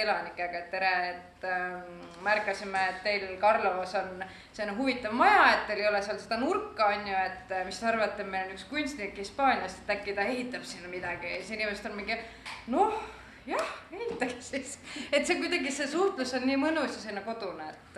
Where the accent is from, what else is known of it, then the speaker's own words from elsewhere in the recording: Tallinn, Harju County, Estonia; now in Tartu, Estonia; ma olen tallinlane, aga ma elan Tartus